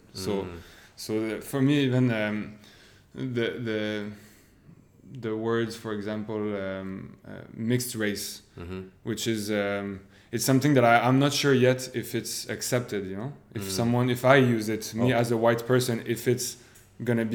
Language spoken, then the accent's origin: English; Canada